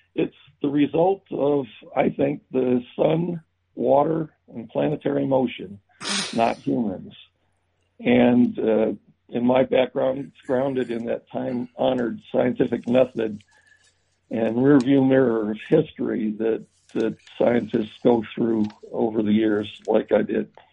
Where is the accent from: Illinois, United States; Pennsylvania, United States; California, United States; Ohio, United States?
Illinois, United States; Chicago; born and raised on Chicago's Southwest Side near Midway Airport